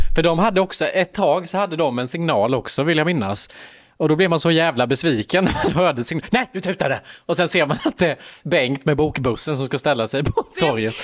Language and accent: Swedish; Värnamo, Jönköping County, Sweden; moved away; Nu var jag i Värnamo i min hemstad